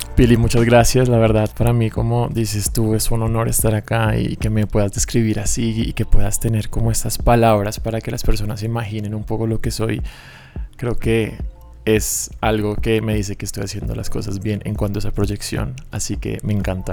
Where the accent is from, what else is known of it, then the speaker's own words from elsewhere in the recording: Bogotá, Colombia; soy aquí de Bogotá, mis papás también